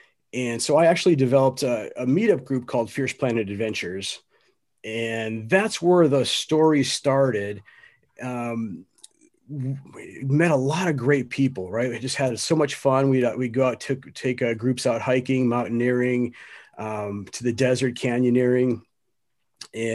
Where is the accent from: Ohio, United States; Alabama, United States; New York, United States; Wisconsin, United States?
Wisconsin, United States; You know, I grew up in Wisconsin, just south of Milwaukee.